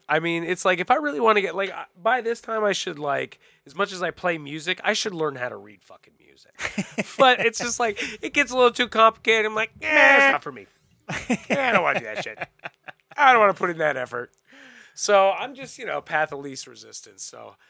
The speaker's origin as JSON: {"language": "English", "region": "Florida", "country": "United States", "tie": "born or raised there", "said": "I grew up in Florida."}